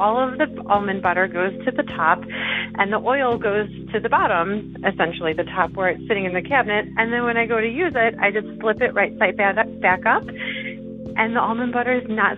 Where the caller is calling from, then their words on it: Colorado, United States; I'm calling from Colorado